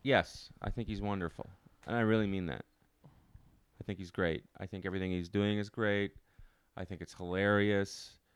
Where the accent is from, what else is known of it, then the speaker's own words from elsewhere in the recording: Ottawa, Ontario, Canada; now in New York, United States; I'm not from Toronto, but I'm from, I'm from Ottawa.